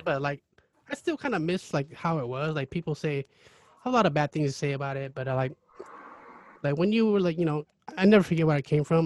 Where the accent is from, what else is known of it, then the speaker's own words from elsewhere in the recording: Kelso, Washington, United States; also born or lived in Cambodia (born) / Seattle, Washington / Longview, Washington; a lot of my growing up was in Kelso, and then I went to high school in Longview